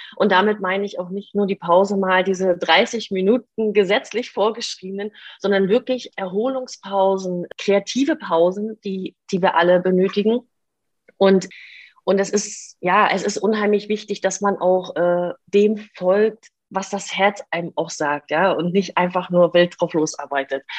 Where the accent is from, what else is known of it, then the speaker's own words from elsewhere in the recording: Stralsund, Mecklenburg-Vorpommern, Germany; moved away as an adult; also born or lived in Ireland; ich komme aus Stralsund und das liegt äh, in der ehemaligen DDR. Das heißt, ich durfte auch noch einen Teil meiner Kindheit in der DDR mit verbringen.